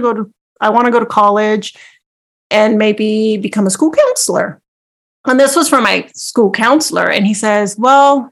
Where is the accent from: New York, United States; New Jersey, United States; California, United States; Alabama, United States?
California, United States; Los Angeles; I was born and raised in Los Angeles, and most people would say, yes, East